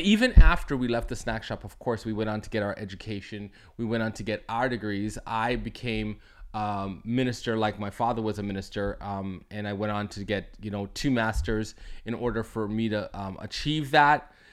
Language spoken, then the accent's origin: English; Toronto, Ontario, Canada; I'm from Toronto, Canada